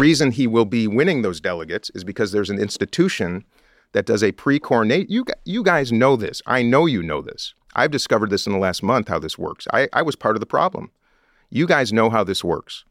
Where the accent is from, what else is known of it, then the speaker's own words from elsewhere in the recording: Minnesota, United States; I come from Minnesota